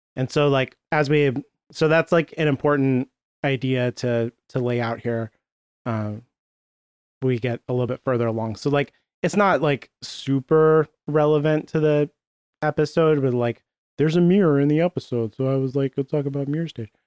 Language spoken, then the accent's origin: English; United States; I'm American